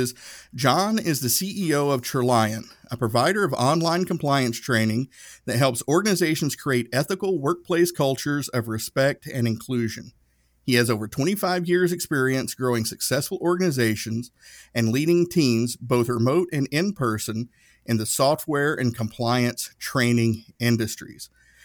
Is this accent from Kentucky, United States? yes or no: no; Northeast Tennessee, United States; moved away as an adult; growing up in Northeast Tennessee